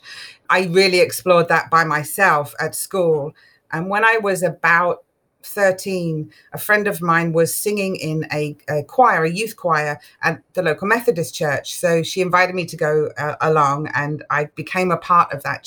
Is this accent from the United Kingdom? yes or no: yes; England, United Kingdom; moved away; I grew up in England, so Church of England predominantly